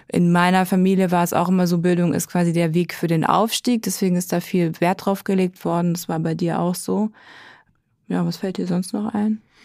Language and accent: German; Germany; now in Berlin, Germany; Ich bin aufgewachsen im Odenwald